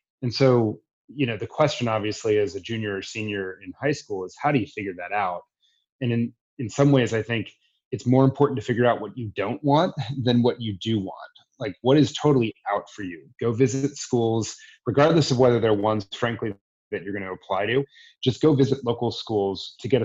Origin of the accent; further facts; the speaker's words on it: Washington, District of Columbia, United States; I grew up in Washington, D.C.